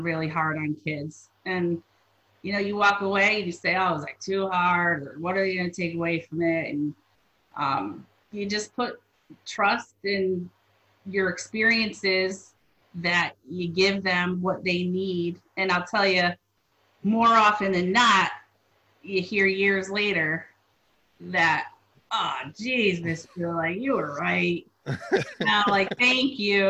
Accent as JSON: {"language": "English", "town": "Waterbury", "region": "Connecticut", "country": "United States", "tie": "born or raised there", "said": "growing up in the Waterbury public school system"}